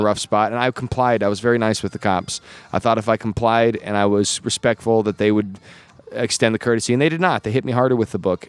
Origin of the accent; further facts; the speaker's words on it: Gillette, Wyoming, United States; moved away as an adult; I was born in Gillette, Wyoming in in the late '80s